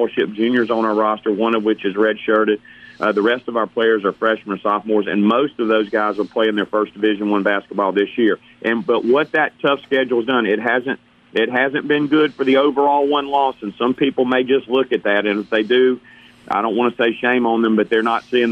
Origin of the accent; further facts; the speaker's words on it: Hattiesburg, Mississippi, United States; I grew up here in Hattiesburg